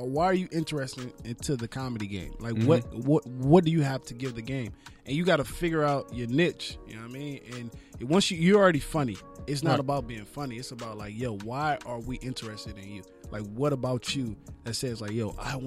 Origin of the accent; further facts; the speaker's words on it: Baton Rouge, Louisiana, United States; now in Los Angeles, United States; I'm from Baton Rouge, Louisiana, man. Born and raised, moved out here in L.A. in 2006 after Hurricane Katrina